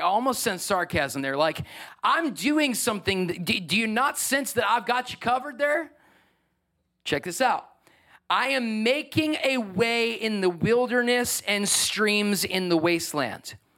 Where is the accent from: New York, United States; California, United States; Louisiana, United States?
New York, United States; I'm a New Yorker